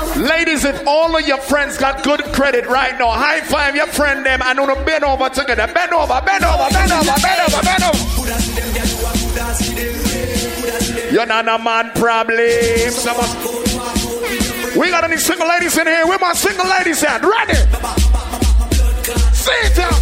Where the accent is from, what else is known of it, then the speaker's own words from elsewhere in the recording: Jamaica; accent: Jamaican; now in Miami, United States; If you didn't catch my accent, I'm a Jamaican